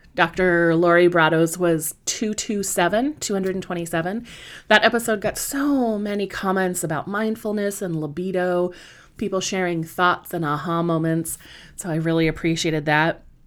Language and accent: English; Southern California, United States; moved away as an adult; also born or lived in Washington, D.C. area; now in British Columbia, Canada; I am not originally from Canada. I am originally from Southern California, but I spent, um, God, seventeen years in the Washington, D C area